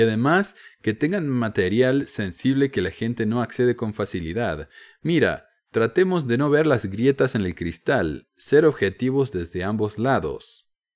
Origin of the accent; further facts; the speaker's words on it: Córdoba, Argentina; accent: cordobés; mi acento cordobés